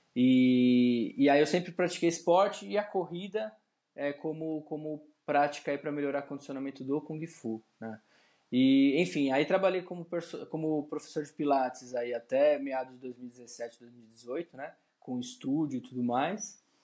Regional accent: São Paulo, Brazil; eu sou de São Paulo, sou nascido e criado aqui em São Paulo.

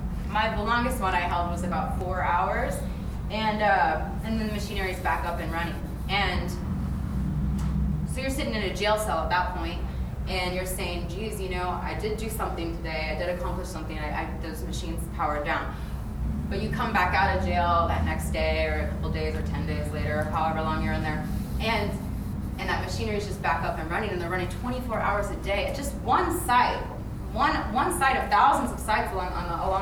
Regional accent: Iowa, United States; I'm from Iowa. The pipeline runs 15 miles. The Dakota Access Pipeline runs 15 miles from where I was born and where I grew up

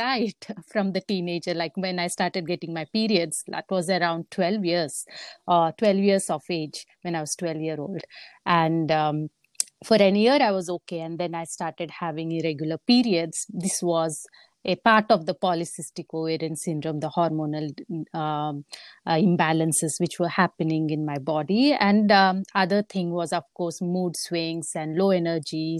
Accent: India; moved away as an adult; also born or lived in Papua New Guinea; now in United States; I was born and brought up in India. And that's where I went to school

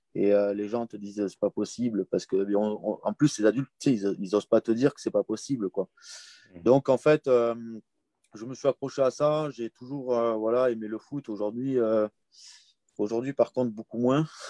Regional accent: Comminges, Occitania, France; j'ai grandi dans le Comminges, dans un petit village des Pyrénées

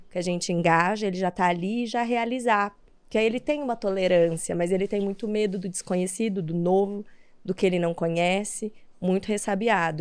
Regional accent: São José do Rio Preto, São Paulo, Brazil; eu sou do interior de São Paulo, né? De São José do Rio Preto

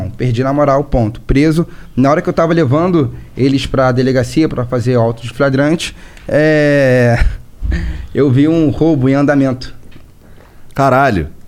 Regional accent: Niterói, Rio de Janeiro, Brazil; born there; Minha atuação sempre foi no Rio de Janeiro, porque eu nasci em Niterói

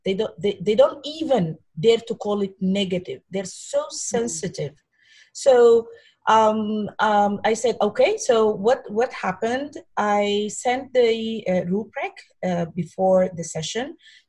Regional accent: Sudan; moved away as an adult; now in Bahrain; This is my fifth year in Bahrain, and it's the same culture, which is not found in my hometown, which in Sudan.

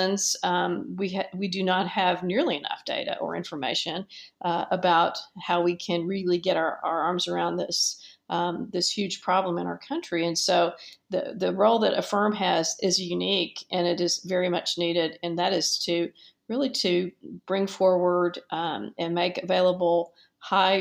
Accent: Dallas, Texas, United States; as a 10-year-old child in Dallas, which is my hometown

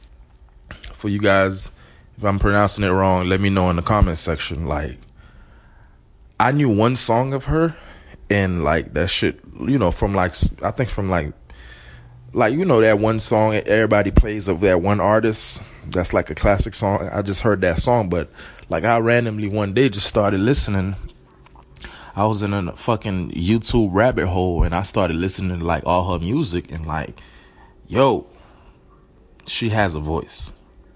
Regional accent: Miami, Florida, United States; also born or lived in Haiti; I grew up here in Miami. I was raised by my aunt and my uncle.

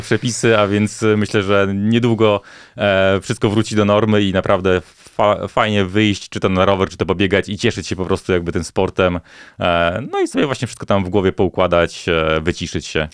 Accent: Bielsk Podlaski, Podlaskie Voivodeship, Poland; moved away; jeszcze wakacje spędzałem wtedy u siebie na Podlasiu, w Bielsko-Podlaski

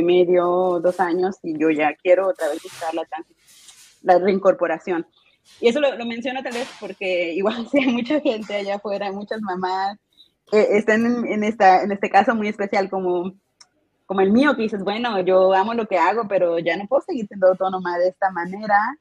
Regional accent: Mexico; moved away as an adult; also born or lived in Germany / Zurich, Switzerland; now in Switzerland; Y vivo actualmente cerca de Zurich, pero soy mexicana, eh, expatriada ya desde varios años en el mundo germano germanoparlante

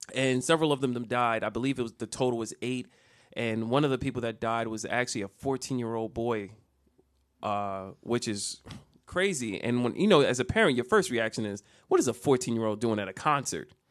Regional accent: Jersey City, New Jersey, United States; I'm not from Virginia. I'm from Jersey City

